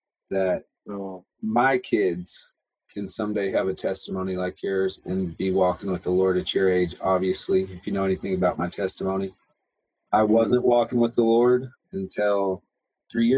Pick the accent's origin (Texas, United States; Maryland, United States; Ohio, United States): Texas, United States; moved away; I'm from Texas, I have never met an English person until I came here to ministry school.